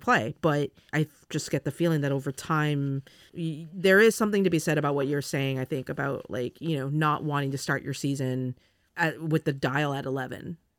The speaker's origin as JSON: {"language": "English", "region": "California", "country": "United States", "moved": "yes", "said": "I'm from California"}